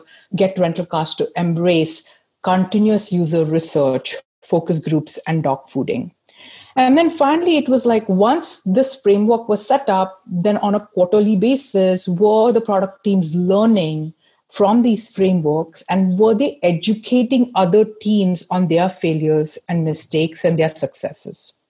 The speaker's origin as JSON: {"language": "English", "country": "India", "tie": "born or raised there", "also_born_or_lived": "United States / Seattle / Manchester", "moved": "as an adult", "lives_now": "United Kingdom", "said": "I grew up in India"}